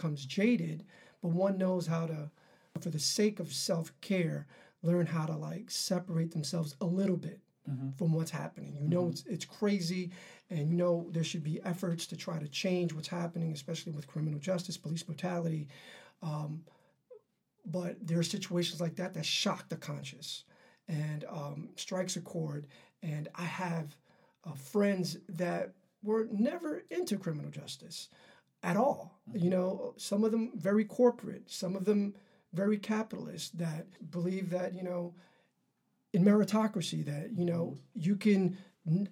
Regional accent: New York City, New York, United States; I was raised in Harlem

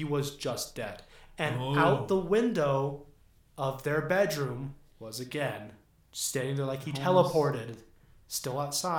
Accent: near Los Angeles, Southern California, United States; I grew up in Southern California. Near Los Angeles.

